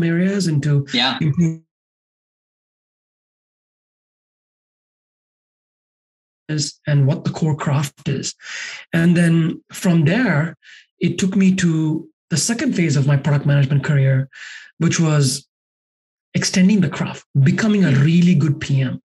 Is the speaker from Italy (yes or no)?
no; Sri Lanka; moved away as an adult; now in United States; I grew up in Sri Lanka, and that's where I'm originally from.